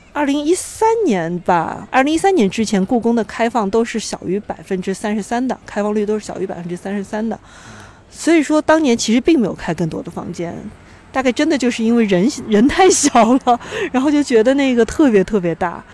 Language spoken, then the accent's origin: Chinese; Hefei, Anhui, China; also born or lived in Shanghai; now in Beijing, China; 小时候是，也是在城里面，是在合肥，所以在那个合肥的中国科技大学的校园里面长大的